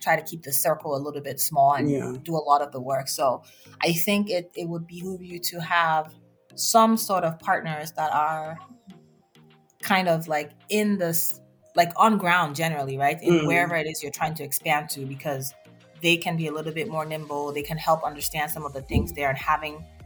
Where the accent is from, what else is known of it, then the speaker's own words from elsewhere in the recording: Nigeria; moved away as an adult; I grew up primarily in Nigeria